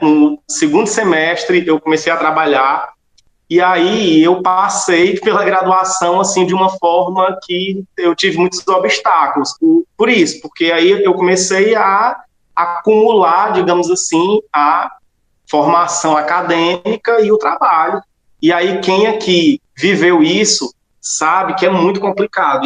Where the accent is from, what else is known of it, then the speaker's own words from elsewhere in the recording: Solonópolis, Ceará, Brazil; moved away as an adult; also born or lived in Fortaleza; voltei à minha terra aqui, Solonópolis, e estou até hoje aqui na escola